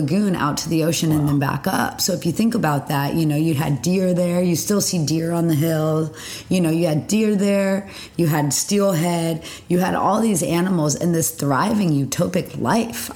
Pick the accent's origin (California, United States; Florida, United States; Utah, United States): California, United States; the San Fernando Valley; growing up in the Valley.